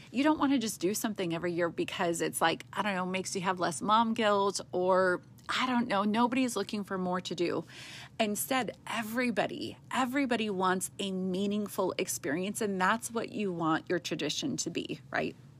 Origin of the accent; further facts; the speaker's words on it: West Coast, United States; moved away; we're from the West Coast where you do everything big and with a big budget